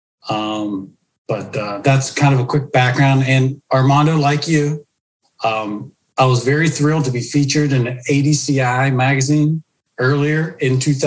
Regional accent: Pittsburgh, Pennsylvania, United States; moved away as an adult; Born and raised in Pittsburgh

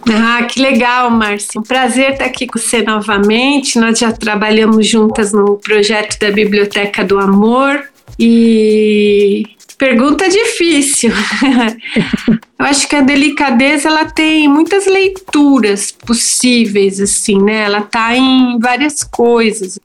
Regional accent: Santo André, São Paulo, Brazil; now in São Paulo, Brazil; Eu nasci em Santo André, vivo e trabalho em São Paulo

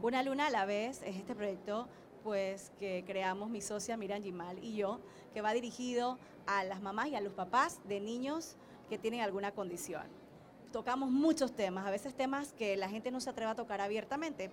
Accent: Panama; nos hace sentir muy orgullosas ambas como panameñas

